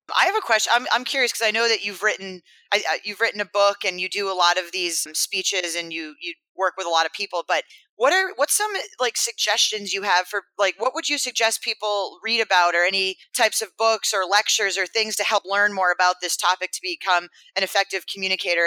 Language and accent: English; Maine, United States; My hometown in Maine